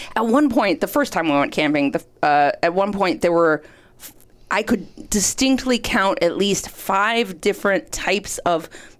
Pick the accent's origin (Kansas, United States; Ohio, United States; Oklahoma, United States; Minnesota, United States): Minnesota, United States; I grew up in Minnesota.